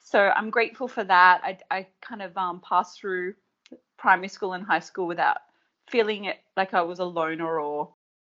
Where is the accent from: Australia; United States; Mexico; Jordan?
Australia; year 7 is the beginning of high school here in Australia